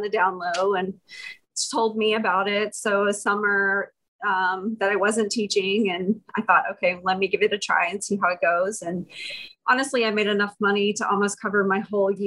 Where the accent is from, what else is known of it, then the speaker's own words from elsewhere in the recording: Houston, Texas, United States; also born or lived in Austin, Texas; I was born in Austin, but yeah, okay. I'm a Texas girl. I grew up in Houston.